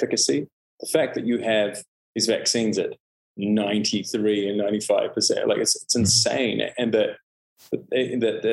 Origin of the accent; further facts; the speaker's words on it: New Zealand; also born or lived in Canada; now in Los Angeles, United States; I moved from Canada to New Zealand when I was almost five. Mm. And I just always felt, you know, like a foreigner, even though, you know, I essentially grew up in New Zealand